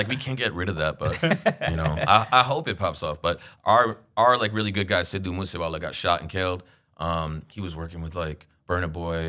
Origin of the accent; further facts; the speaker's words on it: New York City, New York, United States; I grew up in Queens